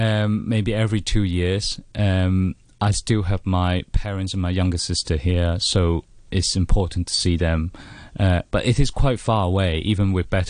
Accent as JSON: {"language": "English", "country": "Hong Kong", "tie": "born or raised there", "moved": "as an adult", "lives_now": "United Kingdom", "said": "I'm a poet and also a fiction writer. I was born in Hong Kong in 1979, and I was born educated here. And I went to the Chinese University of Hong Kong."}